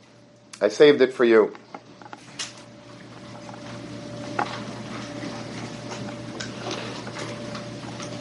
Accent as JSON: {"language": "English", "town": "Long Beach", "country": "United States", "tie": "born or raised there", "said": "when I was a little boy growing up in Long Beach"}